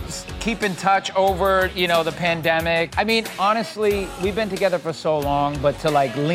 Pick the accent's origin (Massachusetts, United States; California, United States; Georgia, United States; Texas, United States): Massachusetts, United States; Boston; In my hometown in Boston